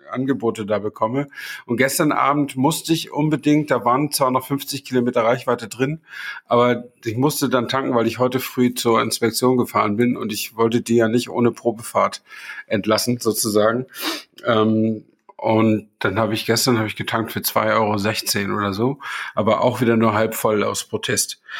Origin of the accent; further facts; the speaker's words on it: Flensburg, Schleswig-Holstein, Germany; ich stamme ja aus Flensburg und ich überlege gerade, ob die Autobahn 7, äh, 1973 war das ja, ob die schon bis Flensburg reichte damals.